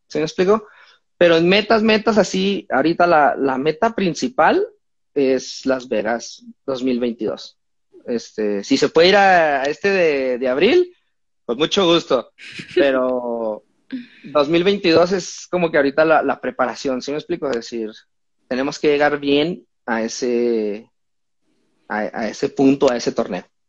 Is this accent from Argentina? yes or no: no; Mexico; soy mexicano